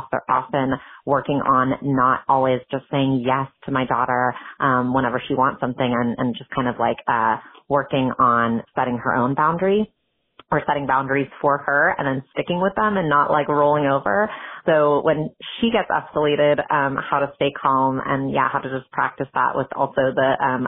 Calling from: Berkeley, California, United States; I have a deeply feeling kid that's 4.5 years old. I'm calling in from Berkeley, California

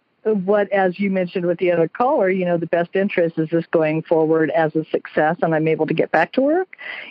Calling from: South Portland, Maine, United States; I am calling from South Portland, Maine.

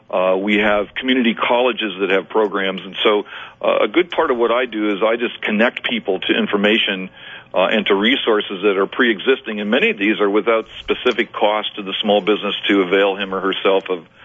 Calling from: Bakersfield, California, United States; I'm, I'm I'm calling you from Bakersfield, California.

